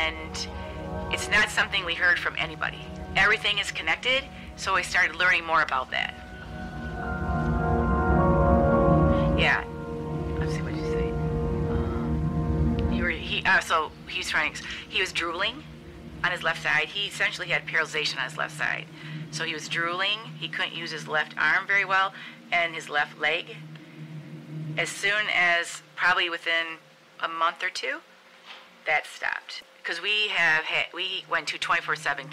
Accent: Farmington Hills, Michigan, United States; We come from Detroit area, Farmington Hills

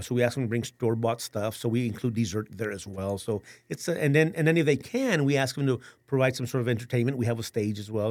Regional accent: San Antonio, Texas, United States; born and raised in San Antonio

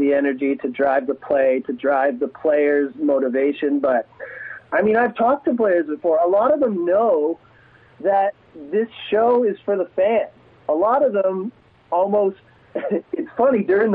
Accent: Ontario, Canada; also born or lived in United States; now in Edmonton, Canada; I was born in the States. I grew up in Ontario, but I was born in the States.

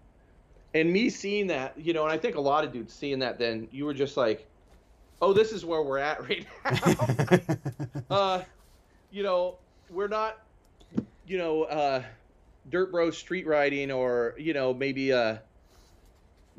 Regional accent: Prineville, Oregon, United States; now in Portland, United States; I grew up in Prineville, Oregon.

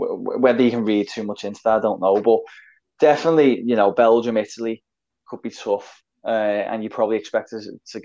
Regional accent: England, United Kingdom; we are English

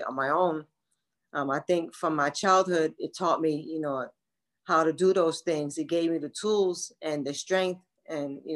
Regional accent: New York City, New York, United States; also born or lived in Bronx; And then at 12, my mom came and get me, and we moved from Brooklyn to the Bronx

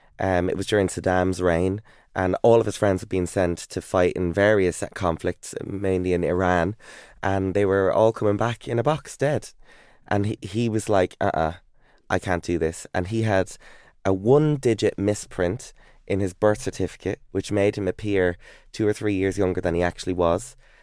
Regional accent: Ireland; also born or lived in Texas, United States; I'm Irish.

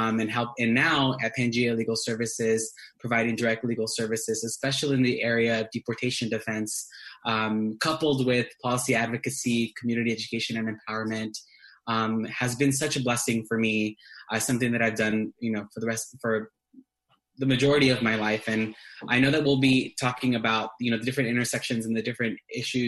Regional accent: Azusa, California, United States; first language Spanish; English is a second language; I was born and raised in Azusa, California, in Southern California

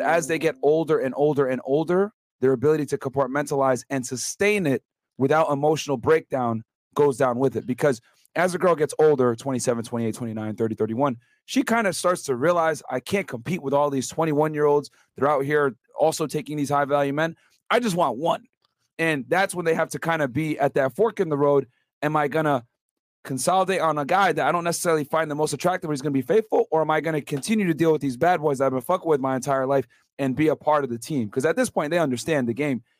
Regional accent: Connecticut, United States; now in Miami, United States; I'm from Connecticut originally

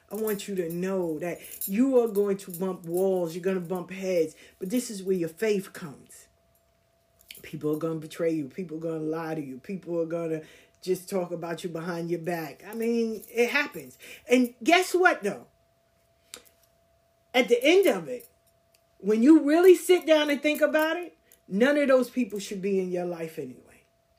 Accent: the South, United States; I said, because I'm from the South. I know what racism is.

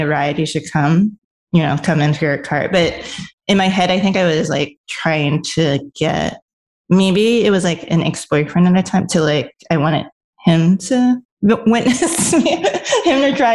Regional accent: New York City, New York, United States; also born or lived in Los Angeles; I'm a New Yorker

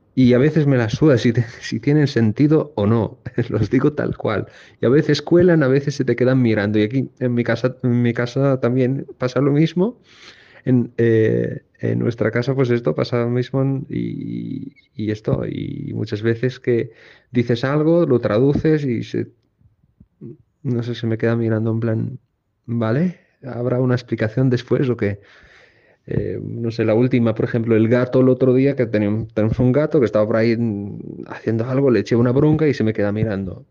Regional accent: Tangier, Tanger-Tetouan-Al Hoceima, Morocco; now in Barcelona, Spain; yo soy de Tánger.

